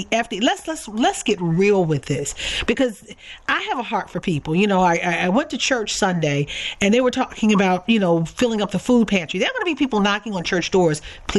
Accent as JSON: {"language": "English", "town": "Baltimore", "region": "Maryland", "country": "United States", "tie": "born or raised there", "said": "I am from Baltimore. I grew up not far from where the headquarters of the Social Security Administration happens to be."}